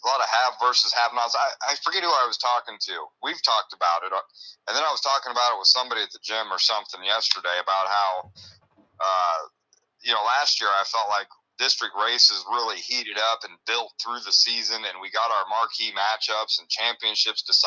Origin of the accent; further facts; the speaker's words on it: Illinois, United States; growing up in Illinois